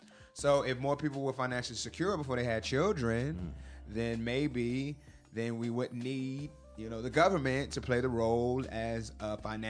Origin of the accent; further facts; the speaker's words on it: United States; I come from United States of America, the U.S.